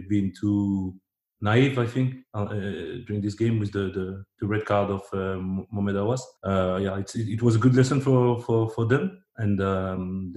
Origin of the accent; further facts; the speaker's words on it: Agde, Occitania, France; English is a second language; also born or lived in Democratic Republic of the Congo; when I arrived in France, I was only three. But I grew up in this atmosphere